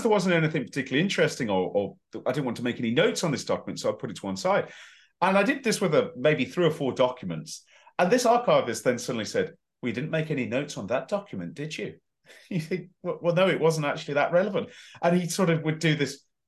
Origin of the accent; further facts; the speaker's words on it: West Midlands, United Kingdom; accent: West Midlands; my West Midlands accent was a lot stronger. So it did that, and it's always stronger over telephone too.